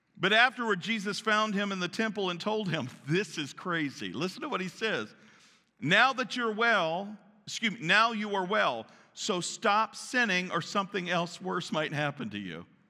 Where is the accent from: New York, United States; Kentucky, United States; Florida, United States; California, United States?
Kentucky, United States; Central; moved away; I was raised in Kentucky, Central Kentucky, Church of God